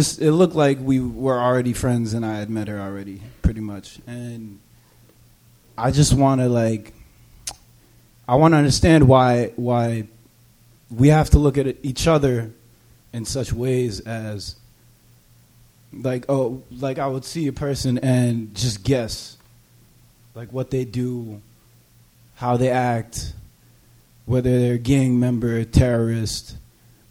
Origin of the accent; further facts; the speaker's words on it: Cambridge, Massachusetts, United States; also born or lived in Malden; I was raised here in Cambridge.